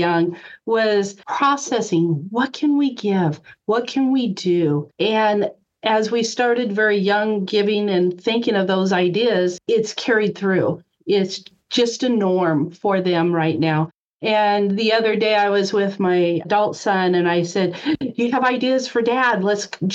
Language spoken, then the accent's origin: English; Nebraska, United States; I grew up in the Midwest, so mainly Nebraska